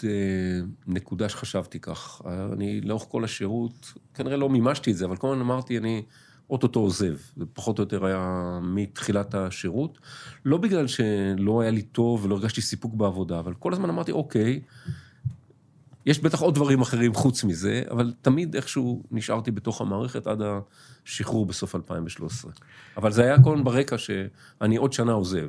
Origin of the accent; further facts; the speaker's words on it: Tel Aviv, Tel Aviv District, Israel; אני גדלתי בתל אביב, אה, נולדתי בתל אביב, גדלתי בתל אביב